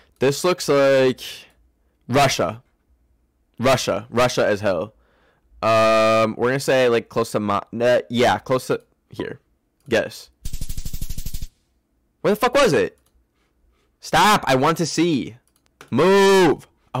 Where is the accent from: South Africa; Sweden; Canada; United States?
Canada; I am from Canada.